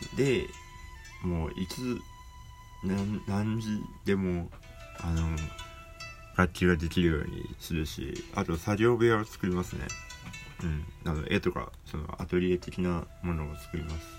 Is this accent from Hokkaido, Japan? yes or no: yes; Hokkaido, Japan; 北海道って私の地元ですけど